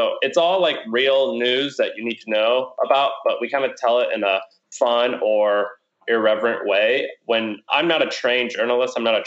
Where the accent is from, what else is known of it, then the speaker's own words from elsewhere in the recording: Missouri, United States; moved away; also born or lived in Nashville, Tennessee; I'm from Missouri, live in Nashville, Tennessee.